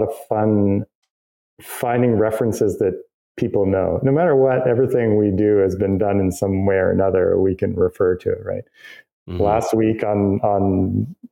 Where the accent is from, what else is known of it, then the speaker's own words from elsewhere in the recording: Canada; I'm a Canadian and I built my career in Canada